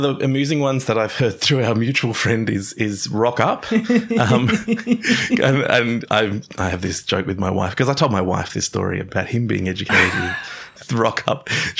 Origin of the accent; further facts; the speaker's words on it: Darwin, Northern Territory, Australia; I grew up in Darwin, which is a very different kind of Australia.